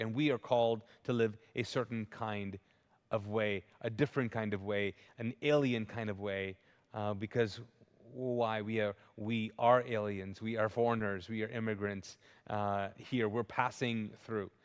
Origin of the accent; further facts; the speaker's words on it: Kuwait; also born or lived in Pakistan; now in United States; I grew up, I was born and raised in Kuwait, but they don't give out citizenships